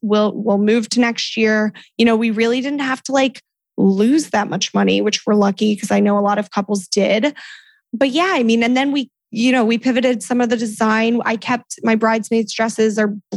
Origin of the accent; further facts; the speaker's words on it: Salisbury, Maryland, United States; I'm from Salisbury, Maryland, which is a super random little town out on the way, Eastern Shore